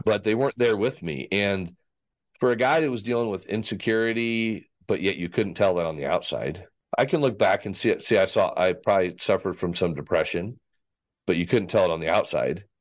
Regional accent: Fort Worth, Texas, United States; born or raised there; also born or lived in Vail / Dallas, Texas

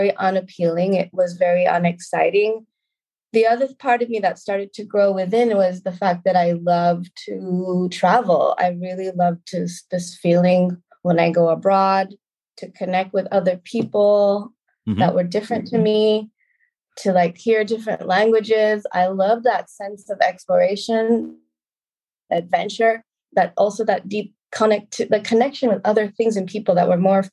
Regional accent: Concord, California, United States; moved away as an adult; also born or lived in New York; now in Lisbon, Portugal; I was raised in a suburb of San Francisco called Concord, California.

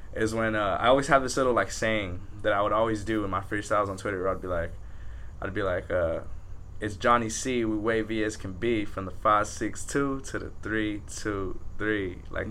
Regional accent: Pico Rivera, California, United States; we're from Pico, like West Covina's far to us

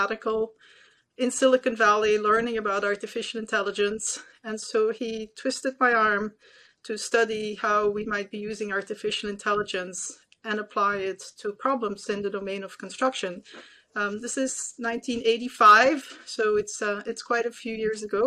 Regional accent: Belgium; moved away as an adult; now in United States; I was born and raised in Belgium

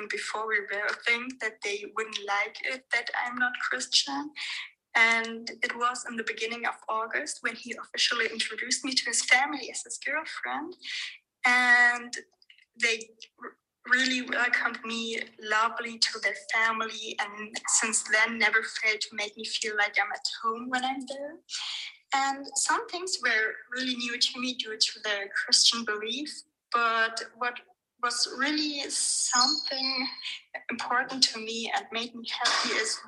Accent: Germany; So basically, I was born and raised in Germany, but not really religiously. Both my parents are Persian

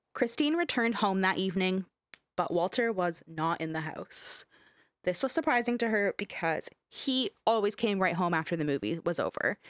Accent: Canada; we're fucking Canadian

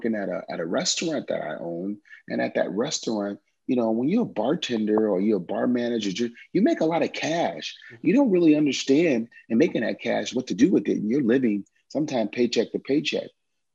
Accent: New Orleans, Louisiana, United States; Yeah, man, it's so unique. The music, the culture, all the stuff that we have down there. I love that I grew up with so much understanding and appreciation for the different types of mu

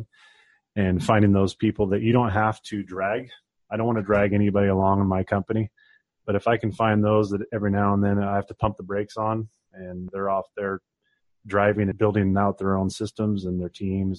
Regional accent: Oregon, United States; growing up on the West Coast, I'm born and raised Oregonian

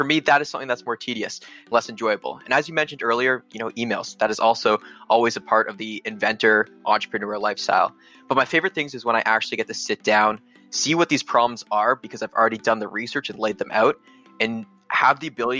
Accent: Canada; me being Canadian

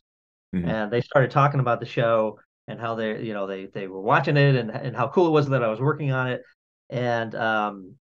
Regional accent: outside Boston, Massachusetts, United States; moved away as an adult; now in Los Angeles, United States; I grew up outside Boston

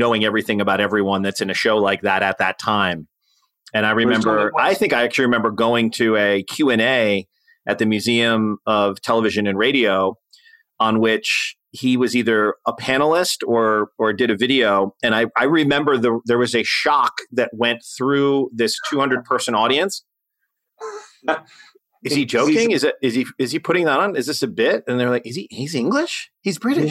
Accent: United States; as an American

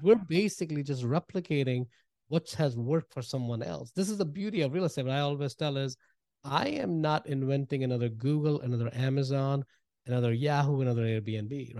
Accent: India; moved away as an adult; I grew up in India and, uh, moved here a while back, man, about twenty-two years ago

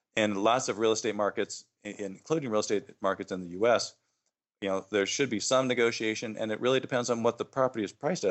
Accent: Phoenix, Arizona, United States; moved away as an adult; I grew up in Phoenix

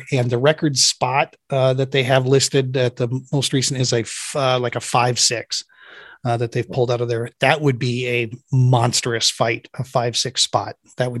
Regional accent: Minnesota, United States; born there; After living up there for 10 years, I was born technically in Minnesota.

